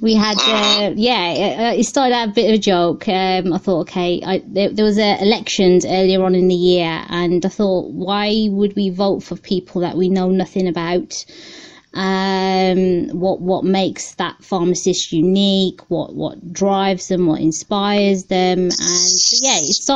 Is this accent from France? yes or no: no; Birmingham, West Midlands, United Kingdom; accent: Brummie; It's Brummie, so I'm from Birmingham initially.